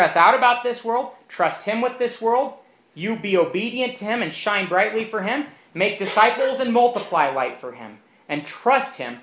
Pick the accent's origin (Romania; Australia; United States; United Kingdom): Romania; moved away; I grew up in Romania, which had been a communist country for nearly 40 years